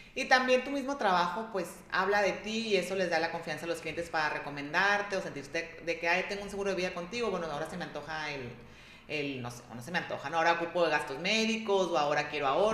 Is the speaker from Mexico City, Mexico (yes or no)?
no; Ciudad Obregón, Sonora, Mexico; soy de aquí de Obregón